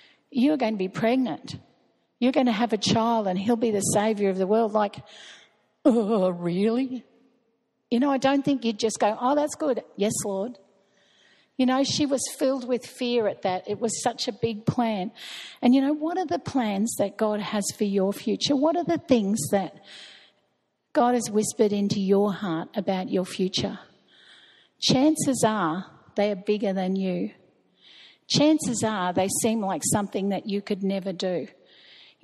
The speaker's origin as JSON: {"language": "English", "country": "Australia", "said": "we're Australian"}